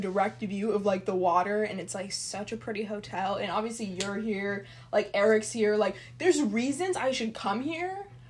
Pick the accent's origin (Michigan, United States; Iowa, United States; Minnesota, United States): Minnesota, United States; So I'm currently in Chicago, obviously, since we're recording together, and I'm from Minnesota